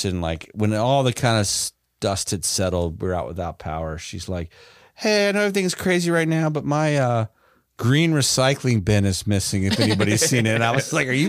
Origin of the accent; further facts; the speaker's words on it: Florida, United States; I'm just kidding. I'm from Florida. I love you.